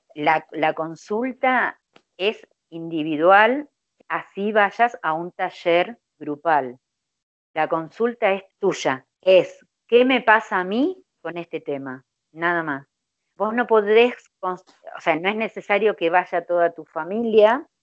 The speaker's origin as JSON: {"language": "Spanish", "region": "Buenos Aires Province", "country": "Argentina", "said": "yo soy de Argentina, de la provincia de Buenos Aires"}